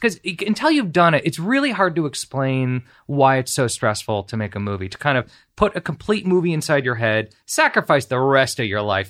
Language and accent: English; Beverly Hills, California, United States; I grew up in Los Angeles, grew up in Beverly Hills